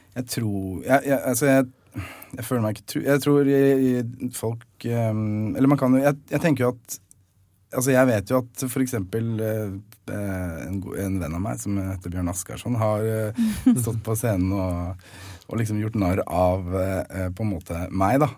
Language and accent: Norwegian; Nesodden, Akershus, Norway; Jeg er fra Nesodden, så jeg gikk på Fjellstrand barneskole